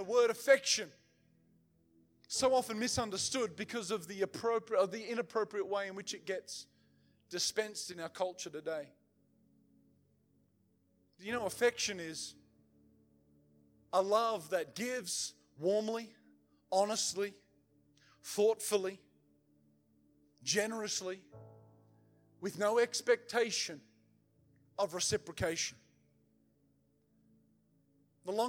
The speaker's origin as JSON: {"language": "English", "region": "the South", "country": "United States", "said": "I'm from the South, man, where, you know, everybody goes to church"}